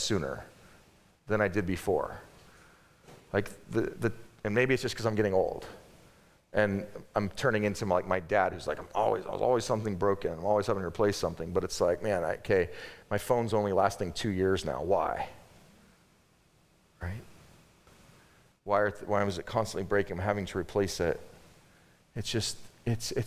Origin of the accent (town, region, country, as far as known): United States